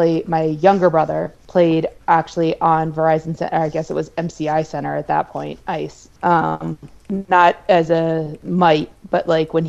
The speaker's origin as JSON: {"language": "English", "region": "New Jersey", "country": "United States", "tie": "born or raised there", "said": "I was born in Jersey"}